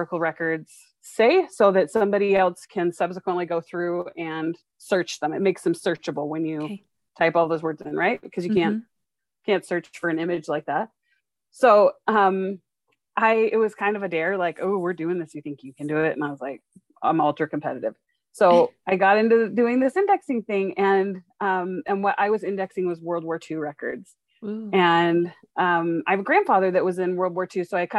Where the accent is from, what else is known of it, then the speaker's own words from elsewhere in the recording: Dallas, Texas, United States; also born or lived in Seattle; now in Salt Lake City, United States; So I grew up in Dallas and Seattle. That's kind of like where my heart still is.